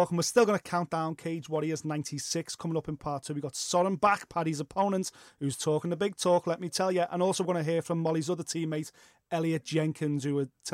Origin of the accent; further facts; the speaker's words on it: Liverpool, North West England, United Kingdom; We're from Liverpool